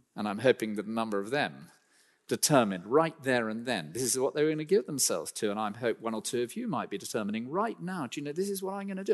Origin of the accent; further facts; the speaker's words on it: United Kingdom; I'm a British citizen